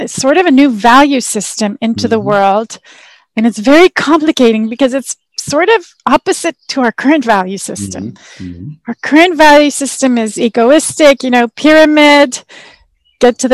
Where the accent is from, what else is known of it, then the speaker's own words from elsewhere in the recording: Canada; also born or lived in Israel; I'm from Canada, I'm Canadian